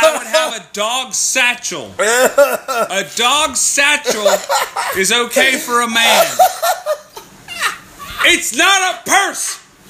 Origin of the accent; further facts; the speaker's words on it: United States; I'm American.